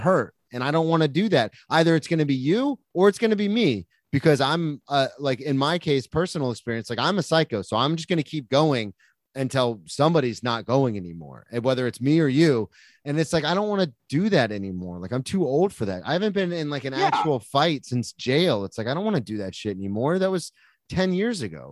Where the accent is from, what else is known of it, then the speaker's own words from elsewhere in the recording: Florida, United States; moved away; I'm from Florida